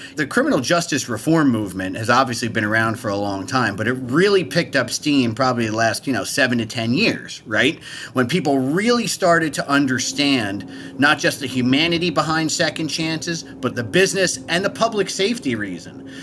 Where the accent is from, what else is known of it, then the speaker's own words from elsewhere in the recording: New Jersey, United States; moved away as an adult; also born or lived in Hoboken, New Jersey; now in Washington, D.C., United States; I'm from New Jersey, although I live in D C now